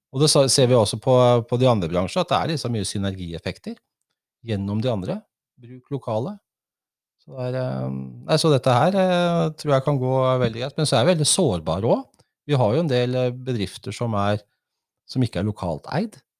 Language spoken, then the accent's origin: Norwegian; Oslo, Norway; moved away as an adult; now in Folldal, Norway; Jeg kom opprinnelig fra Oslo